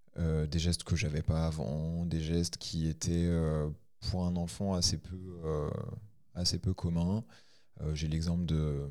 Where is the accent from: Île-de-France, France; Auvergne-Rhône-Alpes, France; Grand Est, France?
Auvergne-Rhône-Alpes, France; Ain; Je suis de l'Ain